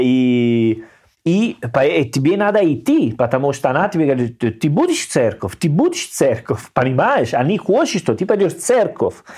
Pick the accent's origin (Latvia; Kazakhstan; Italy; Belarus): Italy; Russian is a second language; also born or lived in Salerno; now in Saint Petersburg, Russia; я был итальянец. Ну, может быть, они слышали мой акцент